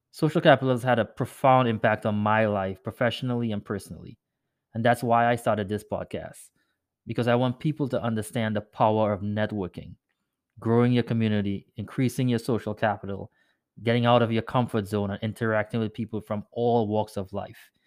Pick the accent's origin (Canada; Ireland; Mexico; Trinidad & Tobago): Trinidad & Tobago; moved away as an adult; now in United States; I grew up in Trinidad and moved to the U S after high school